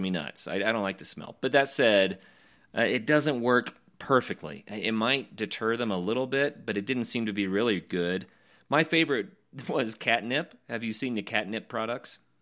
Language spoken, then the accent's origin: English; Oklahoma, United States; moved away; also born or lived in Colorado; growing up in Oklahoma and then adventuring all over the West and in Colorado especially